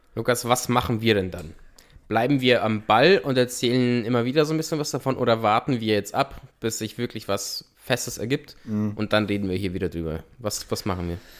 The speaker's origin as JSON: {"language": "German", "country": "Austria", "said": "bei uns in Österreich"}